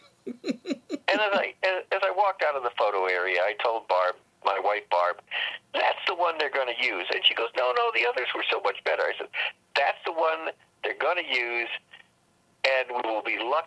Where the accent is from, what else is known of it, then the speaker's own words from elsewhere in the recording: Cleveland, Ohio, United States; also born or lived in New York; my hometown of Cleveland